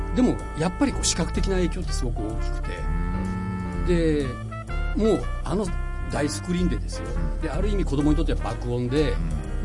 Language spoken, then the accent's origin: Japanese; Fukuoka, Japan; born or raised there; moved away as an adult